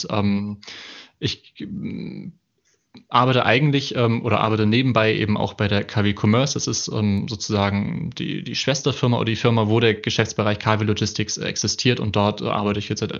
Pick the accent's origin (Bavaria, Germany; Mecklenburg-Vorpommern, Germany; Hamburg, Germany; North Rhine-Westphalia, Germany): Hamburg, Germany; ich komme aus Hamburg, äh, ursprünglich ähm, richtiges Nordlicht, äh, habe dort ähm, studiert, hab, bin dort aufgewachsen